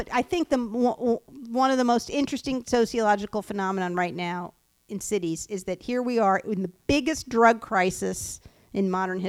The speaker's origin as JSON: {"language": "English", "area": "Long Island", "region": "New York", "country": "United States", "tie": "born or raised there", "said": "I grew up on Long Island where there are lots of Jews."}